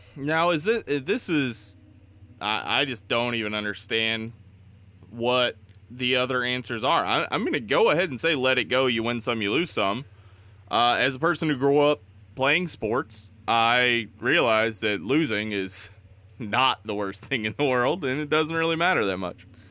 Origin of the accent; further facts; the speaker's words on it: East Tennessee, United States; I grew up in East Tennessee